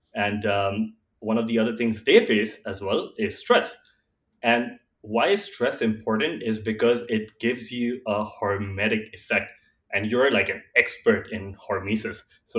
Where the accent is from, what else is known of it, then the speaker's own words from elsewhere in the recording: India; I am from India, and while I was growing up, when my grandmother was alive